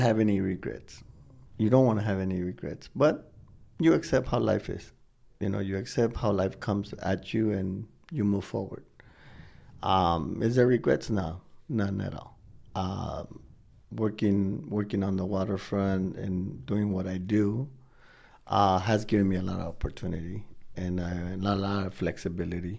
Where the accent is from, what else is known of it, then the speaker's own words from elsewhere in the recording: Wilmington, California, United States; now in Long Beach, United States; I was raised in Wilmington